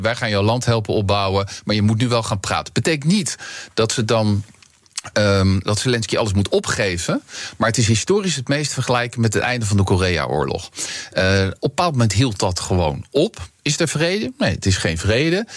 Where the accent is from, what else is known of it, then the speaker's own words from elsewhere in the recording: Netherlands; onze Calvinistische inslag als Nederlanders